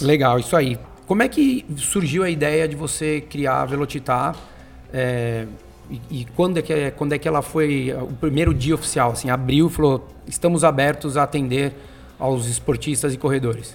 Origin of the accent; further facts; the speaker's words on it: São Paulo, Brazil; os três aqui somos paulistas, vivemos aqui